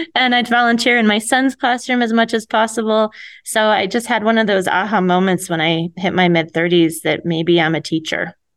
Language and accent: English; Connecticut, United States; moved away as an adult; also born or lived in New York City; now in Williams, Arizona, United States; I grew up in Connecticut